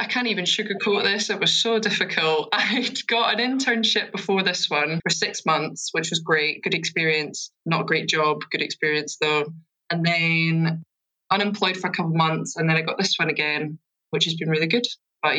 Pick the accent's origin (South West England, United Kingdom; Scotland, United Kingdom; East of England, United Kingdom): Scotland, United Kingdom; Edinburgh; moved away as an adult; now in London, United Kingdom; So I'm originally from Edinburgh. And I've come here very recently, actually, only in the past 4 or 5 months to work.